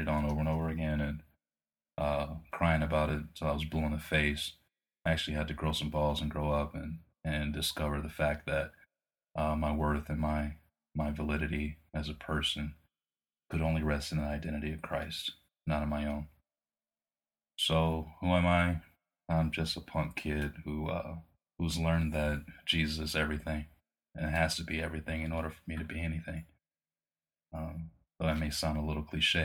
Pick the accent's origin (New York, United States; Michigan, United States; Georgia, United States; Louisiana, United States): Michigan, United States; Detroit; Born and raised in Detroit